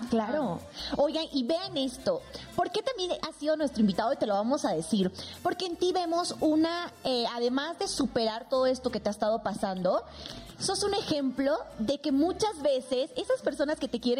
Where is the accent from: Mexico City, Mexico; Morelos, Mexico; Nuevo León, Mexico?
Mexico City, Mexico; Yo soy de la Ciudad